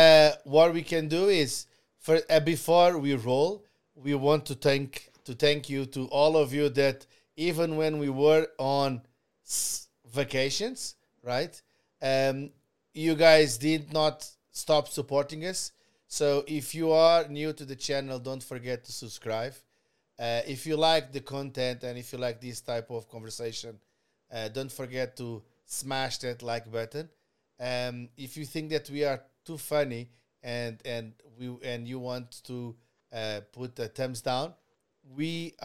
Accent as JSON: {"language": "English", "country": "Canada", "said": "We are truly Canadian"}